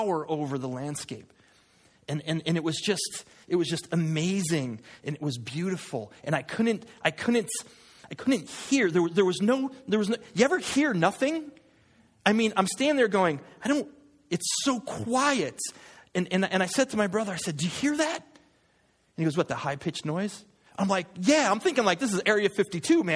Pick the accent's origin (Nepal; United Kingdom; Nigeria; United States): United States; Connecticut; I'm from Connecticut. We have moo cows